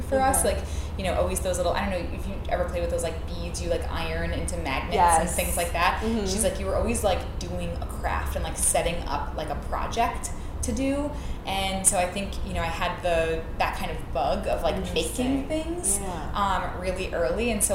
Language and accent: English; New York City, New York, United States; I grew up in Queens, so I'm from New York